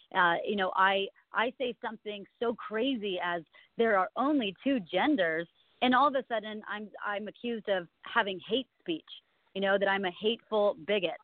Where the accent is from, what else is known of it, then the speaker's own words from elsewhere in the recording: California, United States; born and raised in California my whole life